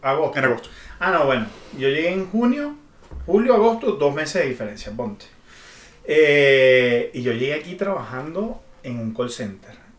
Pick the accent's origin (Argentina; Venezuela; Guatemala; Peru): Venezuela; Barquisimeto, Lara; moved away as an adult; now in Mexico